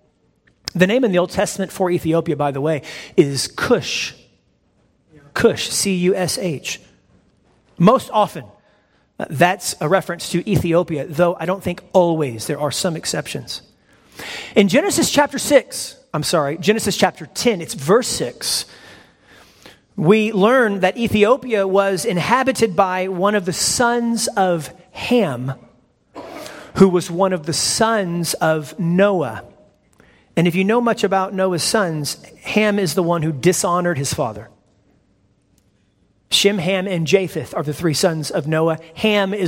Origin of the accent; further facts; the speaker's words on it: United States; I am from America